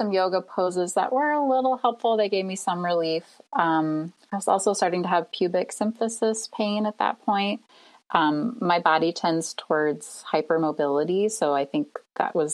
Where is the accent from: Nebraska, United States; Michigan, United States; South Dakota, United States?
Nebraska, United States; now in Cleveland, United States; I live in Cleveland, Ohio. I'm originally from Nebraska.